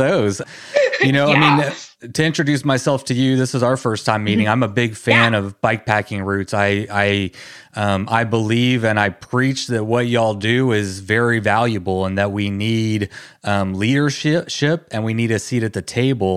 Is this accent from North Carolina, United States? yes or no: no; Texas, United States; I come from Texas. We don't have mountains around here